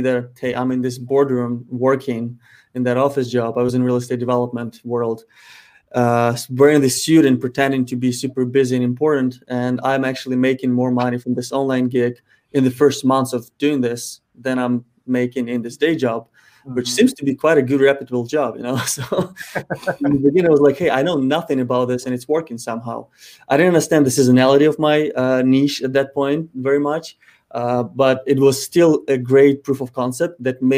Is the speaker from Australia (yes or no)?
no; Ukraine; moved away; Ukraine, my home country